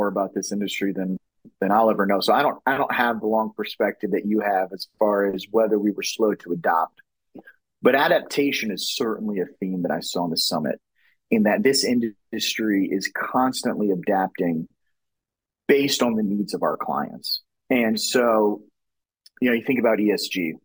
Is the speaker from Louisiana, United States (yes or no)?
yes; Louisiana, United States; now in New York City, United States; I grew up in Louisiana